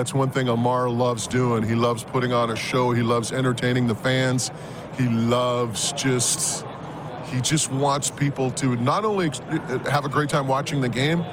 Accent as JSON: {"language": "English", "country": "Canada", "said": "I'm from Canada"}